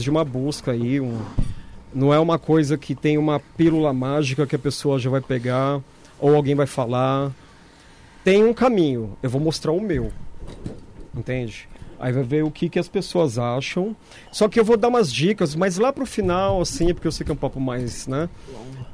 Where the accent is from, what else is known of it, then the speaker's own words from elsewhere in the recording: São Paulo, Brazil; eu nasci aqui do lado, né? Eu nasci na Bela Vista